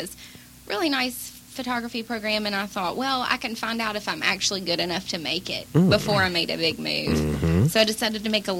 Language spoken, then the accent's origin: English; Mobile, Alabama, United States; moved away as an adult; also born or lived in Pensacola, Florida / Santa Barbara, California; now in Los Angeles, United States; I moved from Mobile, Alabama to Pensacola, Florida.